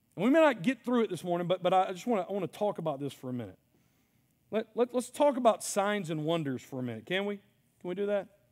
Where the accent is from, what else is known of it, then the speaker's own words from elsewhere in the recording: Mississippi, United States; I'm from Mississippi